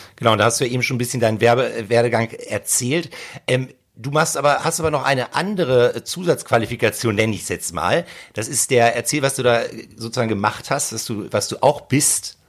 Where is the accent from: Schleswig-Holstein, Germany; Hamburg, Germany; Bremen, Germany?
Hamburg, Germany; bei uns in Hamburg